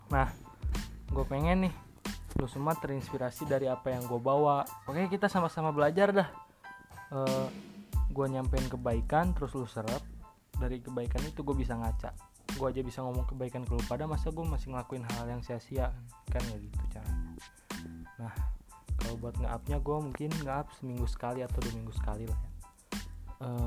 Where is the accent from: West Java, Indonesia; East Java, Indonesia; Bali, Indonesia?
West Java, Indonesia; Bandung; gue anak Bandung ya jadi maklum lah kalau agak nggak pantas kalau ngomong lu gue ya